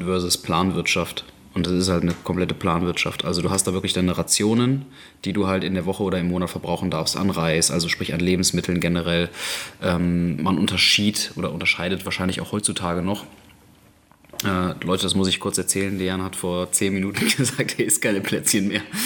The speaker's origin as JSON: {"language": "German", "country": "Germany", "said": "wir kommen aus Europa, aus Deutschland."}